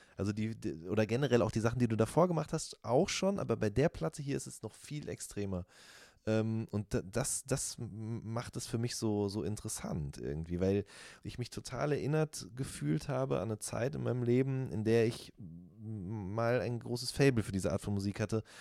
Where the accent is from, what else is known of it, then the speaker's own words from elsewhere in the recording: Ruhr area, North Rhine-Westphalia, Germany; ich komme aus dem Ruhrgebiet